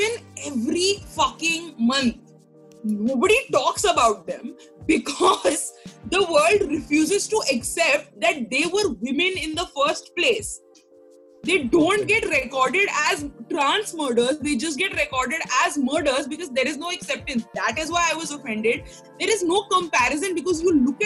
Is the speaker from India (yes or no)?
yes; India; as an Indian